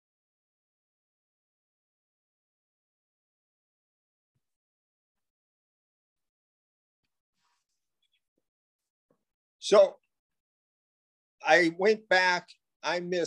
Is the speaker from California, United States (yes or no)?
yes; Pico Rivera, California, United States; I grew up in Pico Rivera, California, about 20 minutes outside of Los Angeles